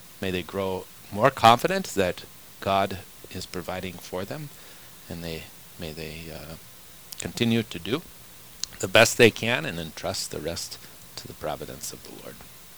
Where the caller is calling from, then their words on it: Mexico; I'm listening now from Mexico.